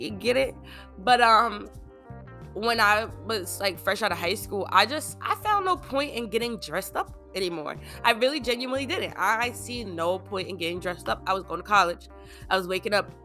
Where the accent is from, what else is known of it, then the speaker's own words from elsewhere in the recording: Long Island, New York, United States; I grew up on Long Island